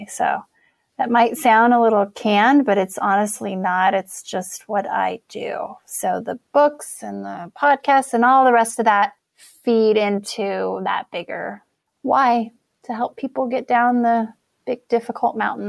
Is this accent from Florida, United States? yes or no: no; Wyoming, United States; I'm a girl from Wyoming. I grew up in a trailer park.